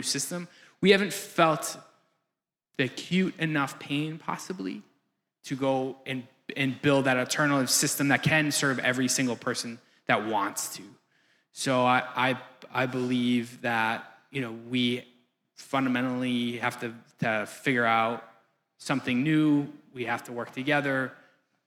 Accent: Green Bay, Wisconsin, United States; I'm from Wisconsin as well, so I am Green Bay

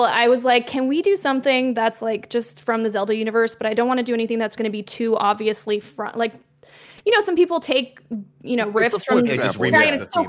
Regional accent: Quebec, Canada; I'm from Quebec, like … You know, gotta do some representing my home province.

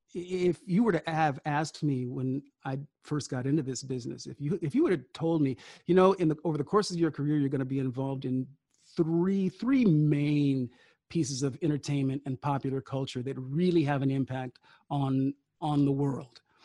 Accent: Sacramento, California, United States; I grew up in Sacramento

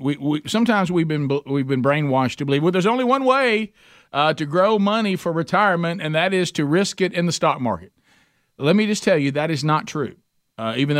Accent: United States; As an American

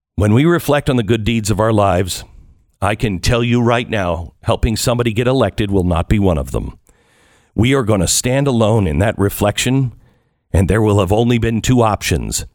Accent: United States; I'm an American

